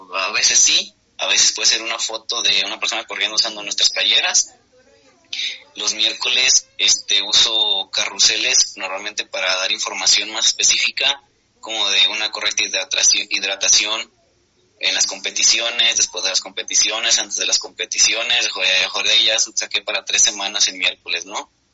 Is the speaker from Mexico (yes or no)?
yes; Guadalajara, Jalisco, Mexico; soy de Guadalajara en, México